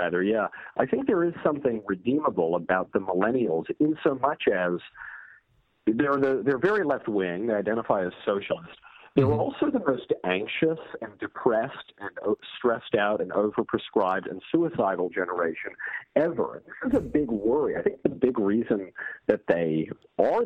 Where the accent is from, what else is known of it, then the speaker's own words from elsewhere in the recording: Bedford Hills, New York, United States; I grew up in Bedford Hills